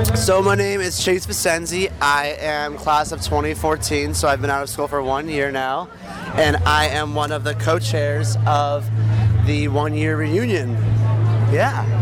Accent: Portland, Maine, United States; now in New York, United States; I am from Portland, Maine

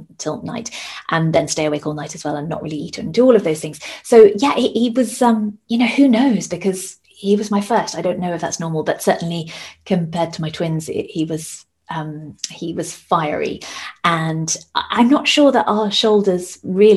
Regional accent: United Kingdom; moved away as an adult; now in Denmark; we're both British

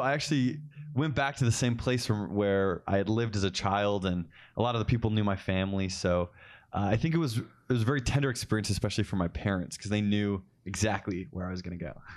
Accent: Cottonwood Heights, Utah, United States; I actually just grew up down the street from where the Ostlers are, so in Collingwood Heights, Utah

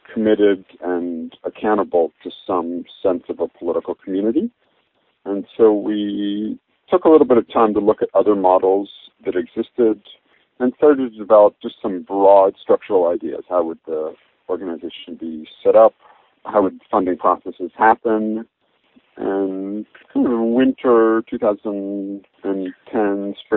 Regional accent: Toronto, Ontario, Canada; I grew up in Toronto

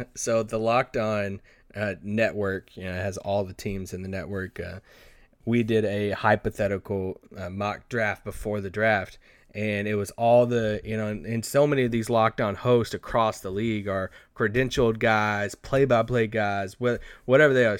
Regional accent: Kentucky, United States; born or raised there; moved away

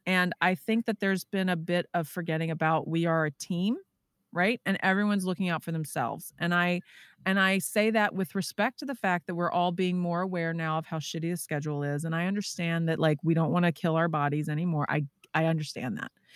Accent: Texas, United States; moved away; I'm from Texas originally.

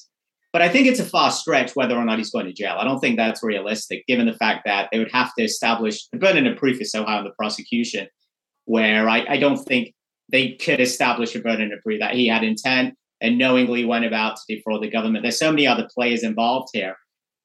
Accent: England, United Kingdom; moved away; I'm from England. I was born and raised in England.

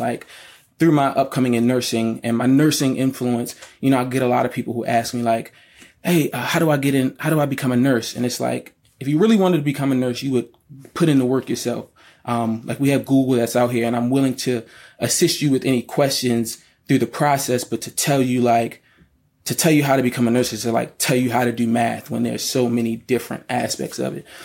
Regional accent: Baltimore, Maryland, United States; I'm from Baltimore, Maryland, born and raised.

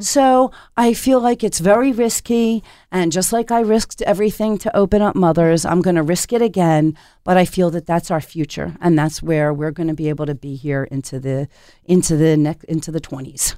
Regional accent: Philadelphia, Pennsylvania, United States; now in Portland, United States; I grew up in Philadelphia

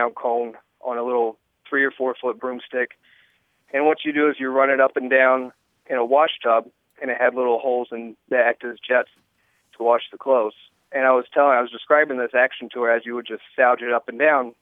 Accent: North Carolina, United States; now in Grand Forks, United States; I'm originally from North Carolina, and my wife is from North Dakota

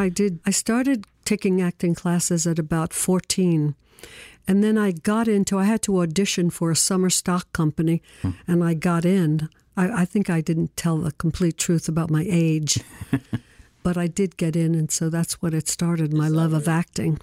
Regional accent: New York City, New York, United States; I was born in Brooklyn

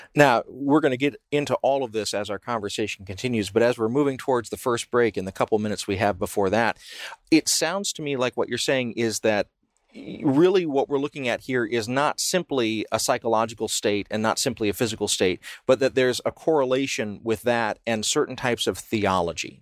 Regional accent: the South, United States; I grew up in the South

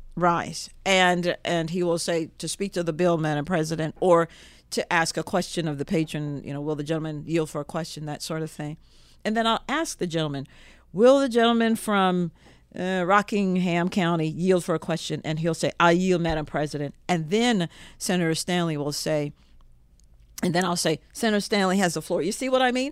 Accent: Jamaica; now in Virginia, United States; I was born in Jamaica

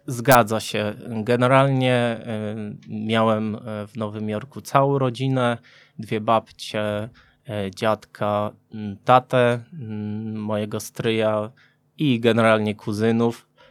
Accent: Subcarpathian Voivodeship, Poland; Ja pochodzę z Podkarpacia

